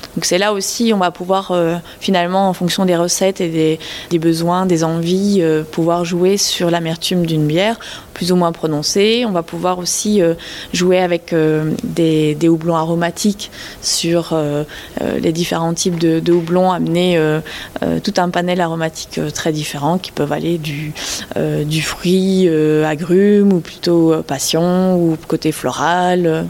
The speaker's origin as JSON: {"language": "French", "country": "Belgium", "tie": "born or raised there", "moved": "yes", "lives_now": "France", "said": "je suis née en Belgique, j'ai grandi en Belgique"}